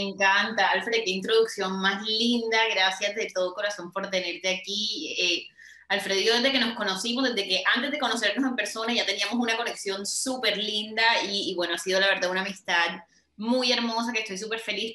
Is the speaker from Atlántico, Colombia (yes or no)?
yes; Barranquilla, Atlántico, Colombia; en Barranquilla, mi ciudad natal